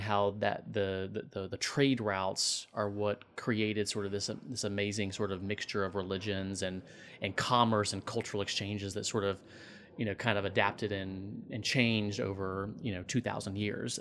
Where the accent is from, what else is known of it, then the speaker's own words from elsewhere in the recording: Tallahassee, Florida, United States; now in Clarkston, United States; growing up in Tallahassee, Florida